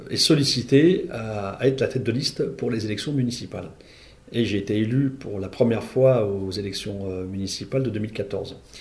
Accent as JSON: {"language": "French", "area": "Val-de-Marne", "region": "Île-de-France", "country": "France", "moved": "as an adult", "lives_now": "Stains, France", "said": "moi je venais de, du Val-de-Marne"}